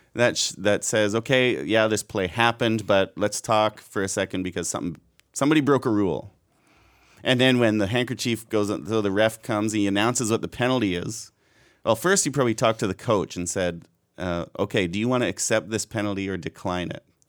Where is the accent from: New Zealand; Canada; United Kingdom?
Canada; being truly Canadian